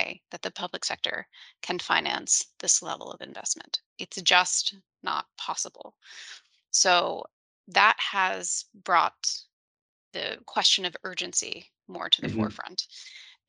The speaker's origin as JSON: {"language": "English", "town": "New Orleans", "region": "Louisiana", "country": "United States", "said": "I'm from New Orleans."}